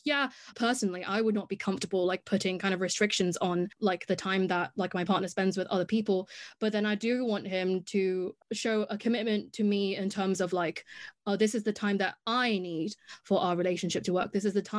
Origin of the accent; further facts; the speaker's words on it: Hong Kong; accent: English; now in United Kingdom; have an English accent, and I have been in the UK for the past 6 years. But actually before that, I grew up in Hong Kong